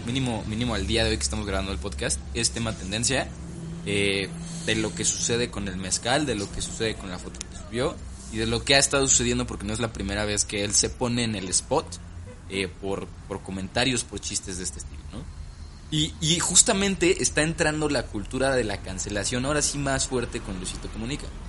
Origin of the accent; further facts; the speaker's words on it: Mexico; Nosotros como mexicanos